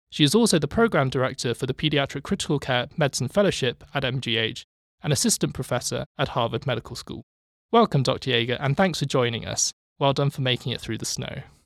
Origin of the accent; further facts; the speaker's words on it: United Kingdom; moved away as an adult; now in Boston, United States; as a Brit coming here